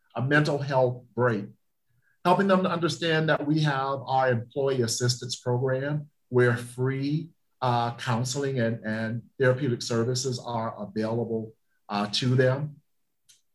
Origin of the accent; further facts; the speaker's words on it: the South, United States; moved away; I'm from the South and we believe in Southern hospitality